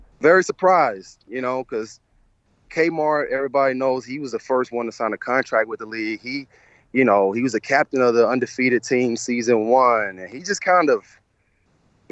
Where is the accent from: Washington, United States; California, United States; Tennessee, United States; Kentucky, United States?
Tennessee, United States; Memphis; moved away; Where I'm from